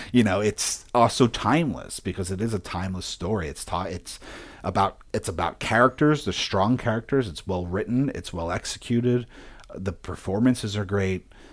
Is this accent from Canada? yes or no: no; Philadelphia, Pennsylvania, United States; moved away; also born or lived in upstate New York; I grew up in Philadelphia, and then when my mom did remarry, we left Philadelphia